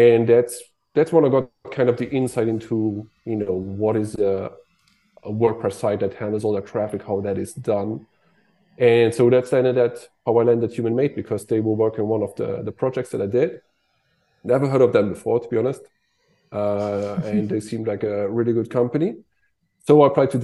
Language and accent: English; Luxembourg; I'm from Luxembourg